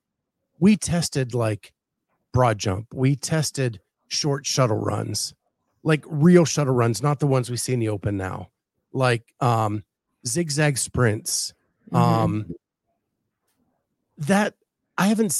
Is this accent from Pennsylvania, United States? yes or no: yes; Pennsylvania, United States; I'm from the other side of the state